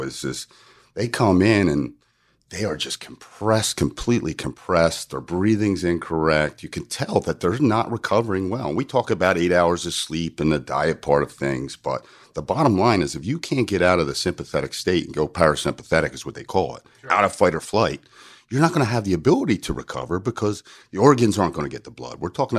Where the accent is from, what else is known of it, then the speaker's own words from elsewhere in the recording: New Jersey, United States; I moved from South Jersey to North Jersey to go to college. And it's almost like two different states. And they would make fun of the O's that are home and phone.